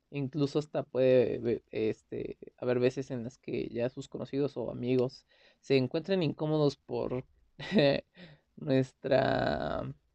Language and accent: Spanish; Mexico; soy de México.